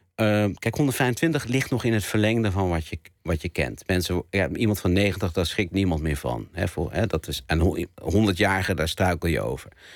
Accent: Zwanenburg, North Holland, Netherlands; moved away; dorp waar ik eh, ben ben opgegroeid

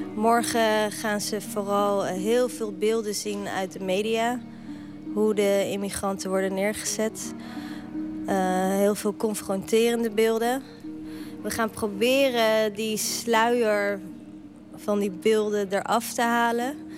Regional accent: The Hague, South Holland, Netherlands; accent: Haags; ik ben natuurlijk gewoon geboren en getogen in Den Haag en dat hoor je ook wel

